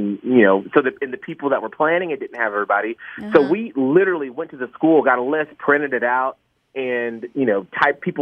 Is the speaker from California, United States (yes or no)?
no; Atlanta, Georgia, United States; I'm from Atlanta. Went up to the rich area where Kramer lived, and I lived on the south end, and I was bussed up